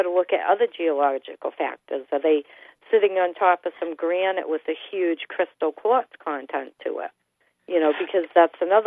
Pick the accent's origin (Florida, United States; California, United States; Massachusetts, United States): Massachusetts, United States; Acushnet; also born or lived in New Bedford; I've lived in the area that I live in all my life. I was born in Acushnet. I live in New Bedford now